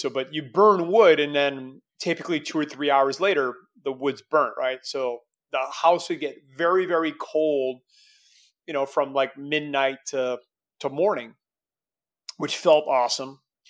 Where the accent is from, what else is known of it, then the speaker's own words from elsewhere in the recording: Canada; as a Canadian kid